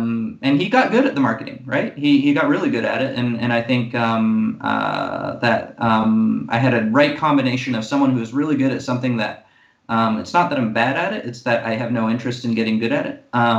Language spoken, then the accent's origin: English; Monaco; part of the bad side of being the only child and growing up in Monaco and then joining the Marine Corps